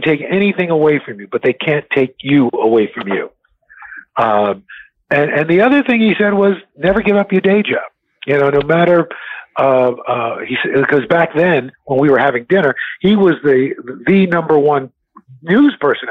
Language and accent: English; New York City, New York, United States; growing up in New York City, when I was a kid, seeing a Bill McCrary or a J.J. Johnston or a Gil Noble or Melba Tolliver, Bob Teague, all these folks